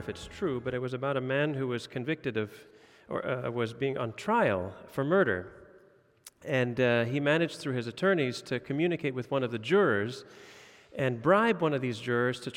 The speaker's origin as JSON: {"language": "English", "country": "Indonesia", "tie": "born or raised there", "lives_now": "Denmark", "said": "Uh, I grew up in Indonesia. We saw corruption and bribery all the time."}